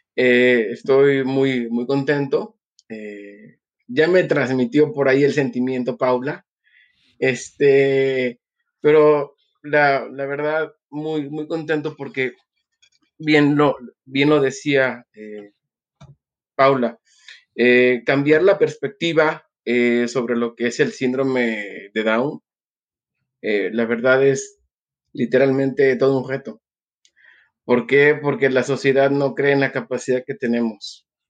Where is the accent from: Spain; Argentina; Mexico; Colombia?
Mexico; Mexico City; now in Cuernavaca, Mexico; nace un 26 de agosto eh, de 1978 en la Ciudad de México. Soy mexicano, eh, radico en Cuernavaca, Morelos, México